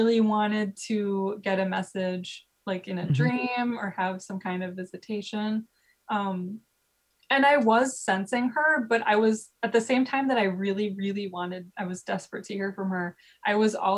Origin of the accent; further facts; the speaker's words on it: Midwest, United States; growing up in the Midwest